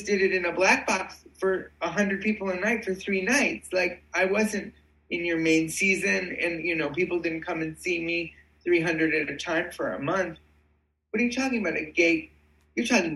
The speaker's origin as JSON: {"language": "English", "town": "Cleveland", "region": "Ohio", "country": "United States", "tie": "born or raised there", "said": "I'm from Cleveland. And so obviously the Cleveland Playhouse has been very significant to my upbringing"}